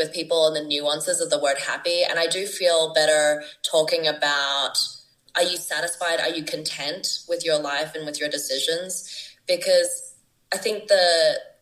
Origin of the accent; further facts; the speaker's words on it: Brisbane, Queensland, Australia; moved away as an adult; also born or lived in Sydney, Australia; now in Bogota, Colombia; I have a really strong foundation back home in Australia, both in my hometown of Brisbane and where I've been living for 10 years in Sydney